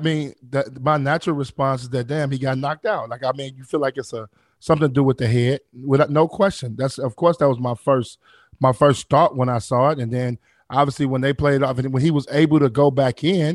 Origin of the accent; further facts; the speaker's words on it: Chicago, Illinois, United States; I'm from Chicago.